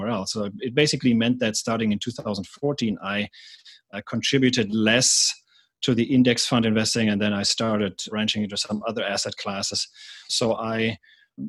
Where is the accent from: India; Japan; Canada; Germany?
Germany; moved away as an adult; also born or lived in Atlanta, United States / San Francisco, United States; now in United States; I'm from Germany originally. I came to the US as an exchange student, and then I stayed here full-time